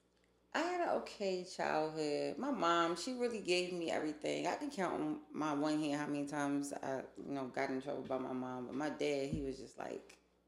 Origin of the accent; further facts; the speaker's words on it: Philadelphia, Pennsylvania, United States; Yeah, I was born and raised in Philadelphia.